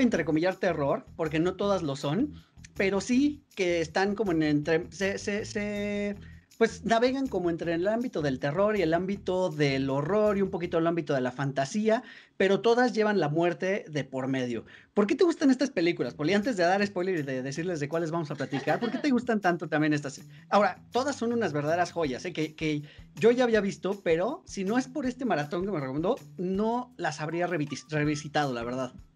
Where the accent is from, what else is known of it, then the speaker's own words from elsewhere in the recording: Mexico; como mexicanos